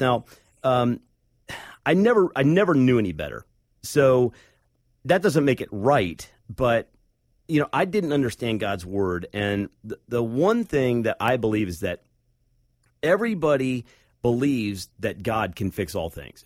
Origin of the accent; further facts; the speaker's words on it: Akron, Cleveland area, Northeast Ohio, United States; I grew up in Northeast Ohio, up in the, uh, Akron, Cleveland area